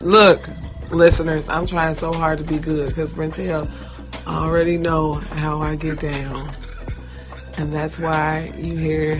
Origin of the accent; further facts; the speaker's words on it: Chicago, Illinois, United States; I'm from Chicago, because I'm a Chicagoan. Forever.